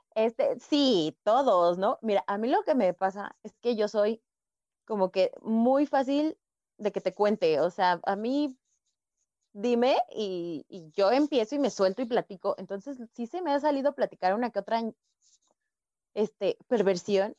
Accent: Coacalco, State of Mexico, Mexico; yo soy del Estado de México

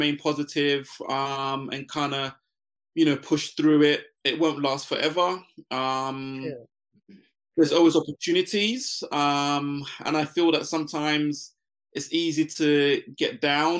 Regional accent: London, United Kingdom; also born or lived in Ghana; I moved to the UK to join my mum.

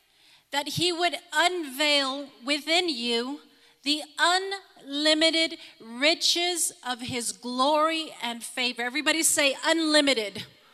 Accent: Harlingen, Texas, United States; I come from Harlingen, Texas, and I can't go do that.

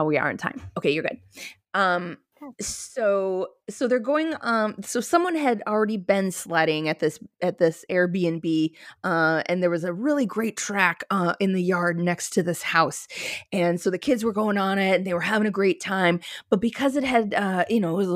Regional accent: Minnesota, United States; now in California, United States; as someone who grew up in Minnesota

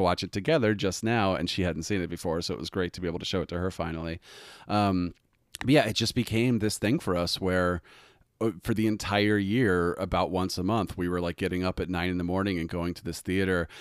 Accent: United States; we as Americans

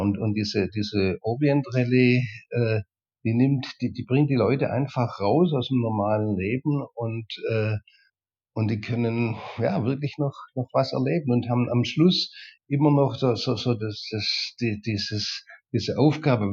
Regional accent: Germany; bei uns in Deutschland

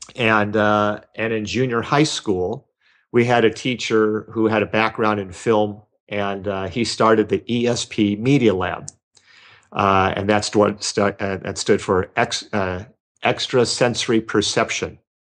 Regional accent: Los Angeles, California, United States; I grew up in Los Angeles

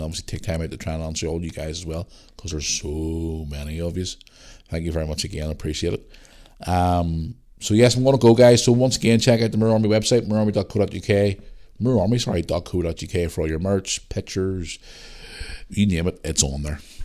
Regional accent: Northern Ireland, United Kingdom; I am from Northern Ireland

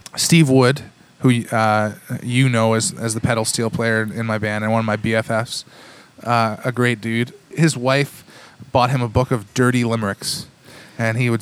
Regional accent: Cambridge, Ontario, Canada; also born or lived in Kitchener, Ontario; I grew up in the in the Tri Cities. I, I consider myself a child of the Tri Cities because I grew up in Cambridge. Uh, North Cambridge to be specific

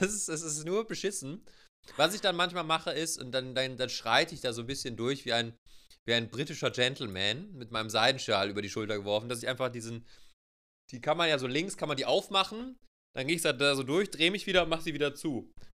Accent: Germany; wir uns dann auch einfach als Deutsche

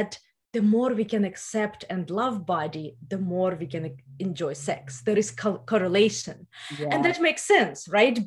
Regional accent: Ukraine; first language Russian; English is a second language; moved away as an adult; now in California, United States; you can hear my accent. So originally, I'm from Ukraine. I grew up in the post-Soviet Union. I moved to US 6 years ago

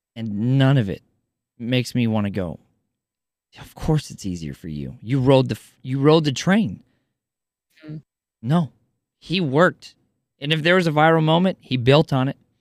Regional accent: Kansas, United States; I grew up in Kansas

